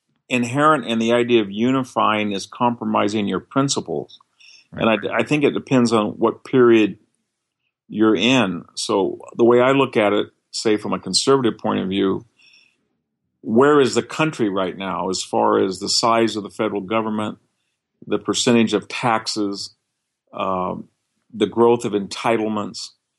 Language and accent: English; California, United States; as a Californian